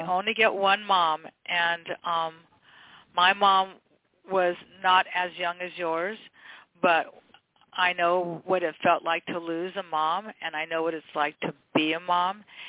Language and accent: English; Westchester, United States; born and raised in Westchester, went to Westchester High, kids went to Westchester High